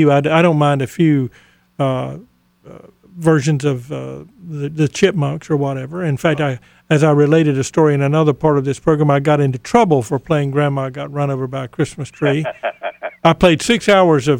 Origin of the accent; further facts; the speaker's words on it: Goldsboro, North Carolina, United States; growing up in Goldsboro, where we both are from